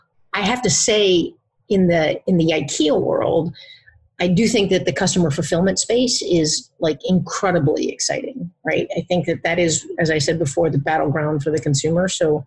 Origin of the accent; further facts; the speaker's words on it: Philippines; born there; You know, I think I was born in the Philippines. We lived all over the place.